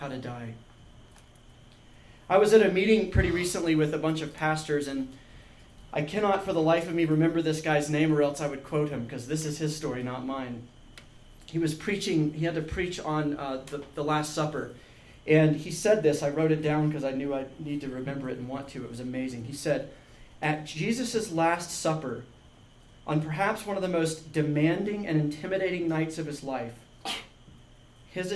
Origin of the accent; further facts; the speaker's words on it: Georgia, United States; I grew up in Georgia